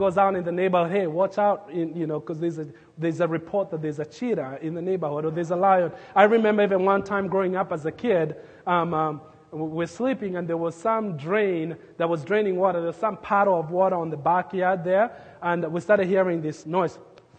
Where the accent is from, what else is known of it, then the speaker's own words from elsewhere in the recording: Nairobi, Kenya; now in Lincoln, United States; I grew up in Nairobi, Kenya, but the place where I grew up as a kid, we were in the edge of the city